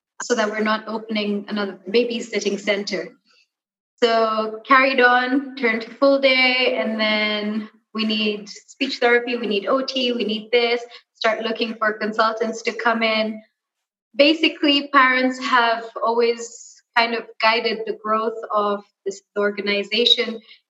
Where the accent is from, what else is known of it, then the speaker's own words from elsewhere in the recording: Kenya; born and raised in Kenya, and I studied abroad